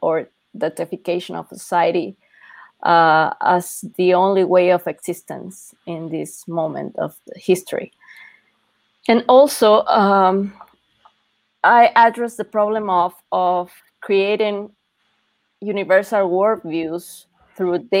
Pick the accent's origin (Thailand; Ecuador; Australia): Ecuador; now in Mexico City, Mexico; I'm based in Mexico City, but I'm originally from Ecuador.